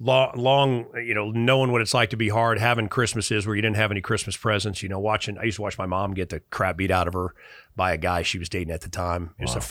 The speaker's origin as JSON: {"language": "English", "town": "Chicago", "region": "Illinois", "country": "United States", "tie": "born or raised there", "said": "I grew up relatively destitute in Chicago."}